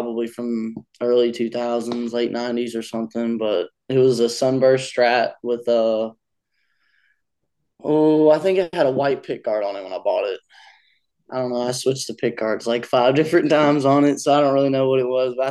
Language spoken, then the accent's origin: English; Honea Path, South Carolina, United States; I grew up in South Carolina, town called Honeyah Pass, South Carolina